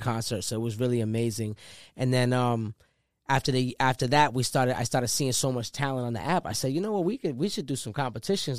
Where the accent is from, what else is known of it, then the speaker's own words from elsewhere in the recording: Rhode Island, United States; I'm from Rhode Island.